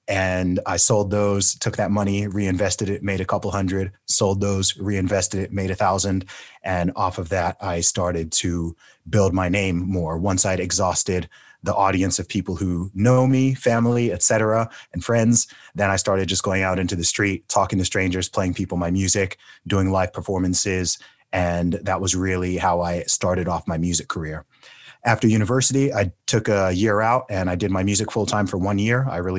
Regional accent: United Kingdom; accent: American; So anyone who's wondering why I'm British, but when I talk and when I rap, I sound more American.

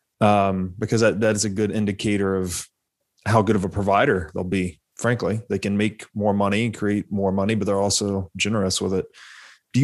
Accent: Tennessee, United States; I'm from Tennessee, I think I mentioned to you, grew up in Tennessee

